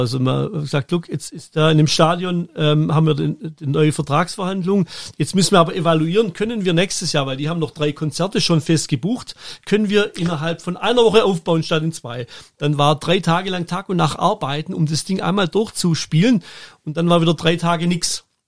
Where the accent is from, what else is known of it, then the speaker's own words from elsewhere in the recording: Germany; moved away as an adult; also born or lived in Switzerland; ich bin dann als Deutscher noch in die Schweiz gekommen